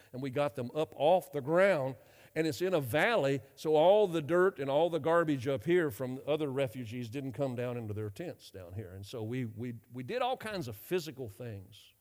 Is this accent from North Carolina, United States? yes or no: yes; North Carolina, United States; moved away as an adult; also born or lived in Europe; I grew up in North Carolina. I'm a Southerner